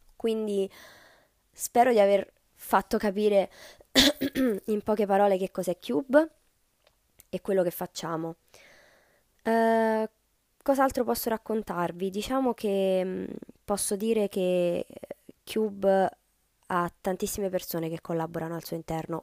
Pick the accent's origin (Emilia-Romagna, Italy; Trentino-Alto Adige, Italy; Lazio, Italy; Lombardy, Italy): Lazio, Italy; Rome; io sono di Roma, eh, studio qui, vivo